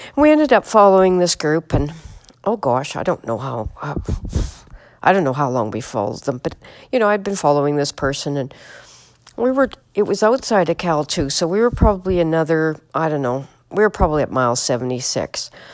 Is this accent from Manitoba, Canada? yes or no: yes; Manitoba, Canada; I'm from Manitoba, Canada.